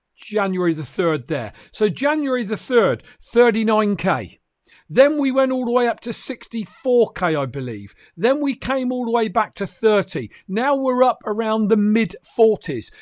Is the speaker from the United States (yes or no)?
no; United Kingdom; I'm a Brit